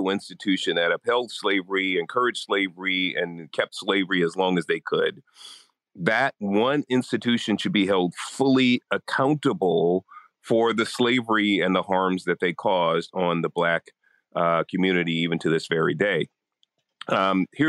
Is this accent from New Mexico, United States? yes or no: no; San Francisco, California, United States; I was born in Hunters Point in San Francisco, Hunters Point Project. So understand that life. We then moved to a middle-class neighborhood, lower middle-class neighborhood. And I was really a boy from the hood, kind of doing, you know, basic stuff in the city of San Francisco